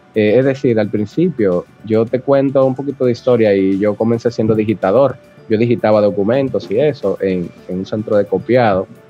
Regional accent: Santo Domingo, Distrito Nacional, Dominican Republic; Yo nací aquí en Santo Domingo, Distrito Nacional, un 29 de julio de 1986

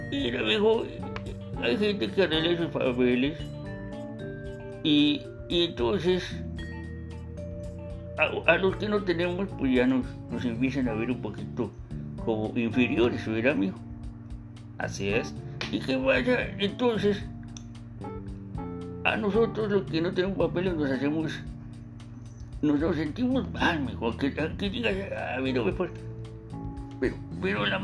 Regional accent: Mexico; now in United States; Nosotros como mexicanos tenemos que vernos más como, como amigos que enemigos, mijo.

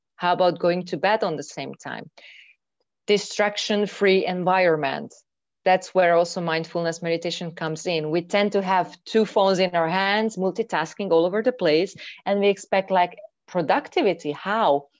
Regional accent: Hungary; moved away as an adult; I'm from Hungary. And recently, I am in Hungary actually, after five years living abroad.

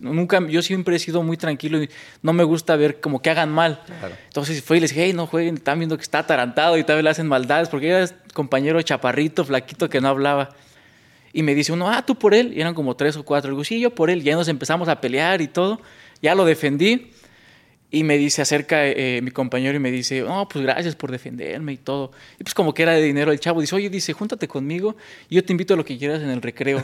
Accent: San Mateo Atenco, State of Mexico, Mexico; yo soy de originario San Mateo Atenco

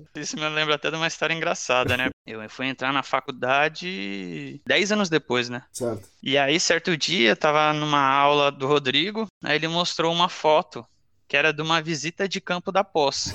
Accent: Cubatão, São Paulo, Brazil; also born or lived in Santos; eu nasci, na verdade, em Santos, que é a cidade aqui do lado de Cubatão, mas cresci em Cubatão

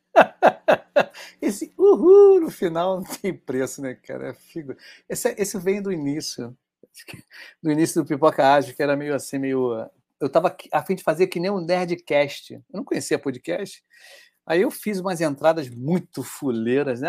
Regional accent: Rio de Janeiro, Brazil; Eu sou do Rio de Janeiro

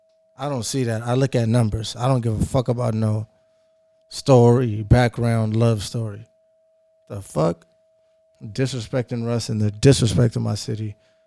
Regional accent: Seattle, Washington, United States; I'm from Seattle.

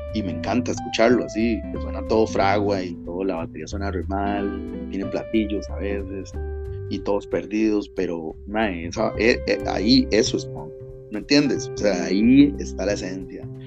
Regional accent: Turrialba, Cartago, Costa Rica; Nosotros somos secas, somos de Turial

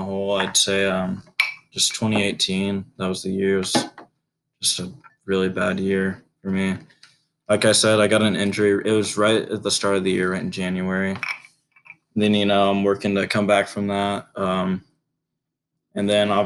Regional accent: Richmond, Indiana, United States; I'm originally from Richmond, Indiana, which is right near Ohio on the eastern side

